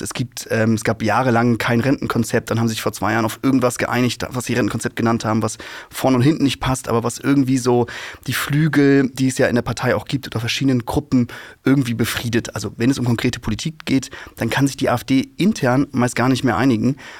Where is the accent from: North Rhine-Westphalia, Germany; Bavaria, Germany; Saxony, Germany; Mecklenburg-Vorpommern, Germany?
Mecklenburg-Vorpommern, Germany; home state; ich bin in Ostdeutschland aufgewachsen